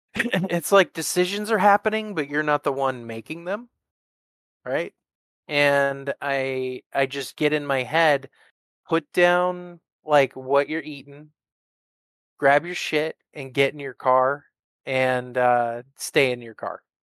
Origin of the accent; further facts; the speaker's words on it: the Northwest, Pacific Northwest, United States; I'm from the Northwest